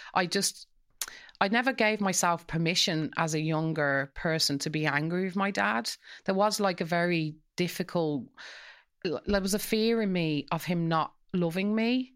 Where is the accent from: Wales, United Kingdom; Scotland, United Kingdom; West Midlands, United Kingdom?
West Midlands, United Kingdom; Coventry; now in Dublin, Ireland; so we grew up in Coventry, and all of the families on our street, it was a council estate